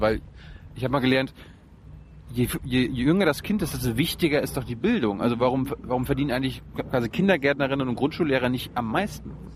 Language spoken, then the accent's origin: German; East Germany, Germany; ich komme ja aus der DDR